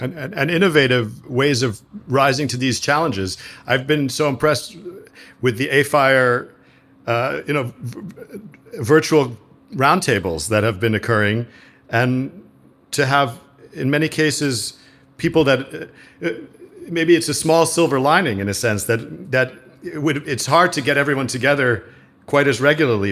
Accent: New York City, New York, United States; I grew up in New York City in the seventies and eighties

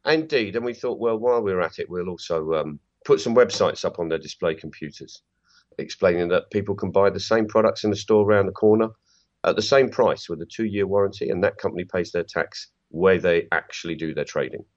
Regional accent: England, United Kingdom; as an Englishman

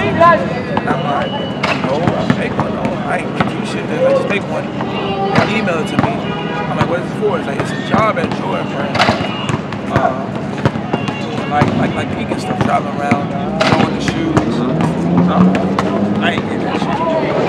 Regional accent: New Jersey, United States; I'm from Jersey. We know a lot of people.

